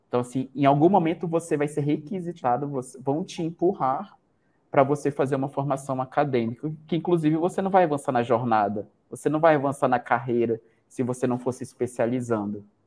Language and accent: Portuguese; Manaus, Amazonas, Brazil; moved away as an adult; now in Campo Grande, Brazil; Eu sou Manauara